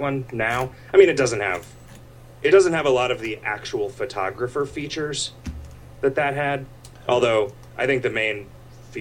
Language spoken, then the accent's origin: English; Arizona's Mile High City, United States; I grew up in Arizona's Mile High City.